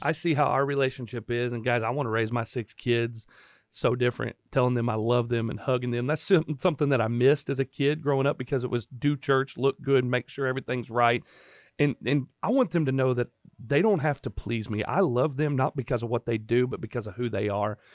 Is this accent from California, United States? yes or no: no; Chattanooga, Tennessee, United States; also born or lived in Indiana; I came home to Temple Baptist, where I grew up in Chattanooga